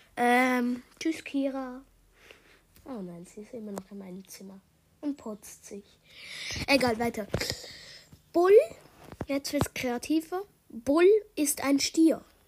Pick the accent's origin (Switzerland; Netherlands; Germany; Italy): Switzerland; accent: Swiss German; Ich spreche grad Schweizerdeutsch